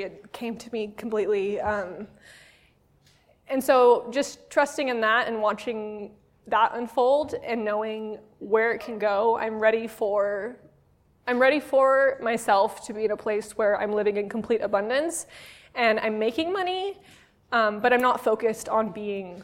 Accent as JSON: {"language": "English", "region": "California", "country": "United States", "said": "I'm from California"}